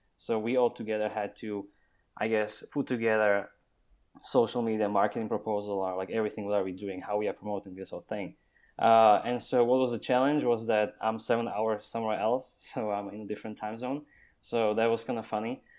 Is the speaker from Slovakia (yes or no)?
yes; Slovakia; now in Austin, United States; I'm from Slovakia